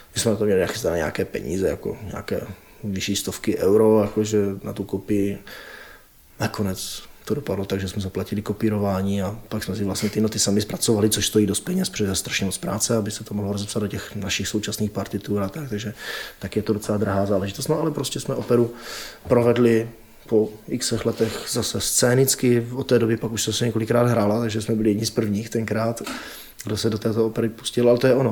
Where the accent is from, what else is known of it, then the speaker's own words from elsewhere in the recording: Czechia; my Češi